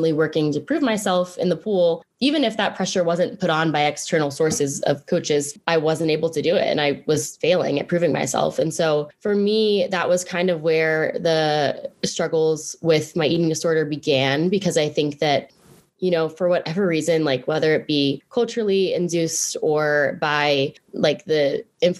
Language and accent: English; Pittsburgh, Pennsylvania, United States; also born or lived in Blacksburg, Virginia / Roanoke, Virginia; I grew up in Pittsburgh, Pennsylvania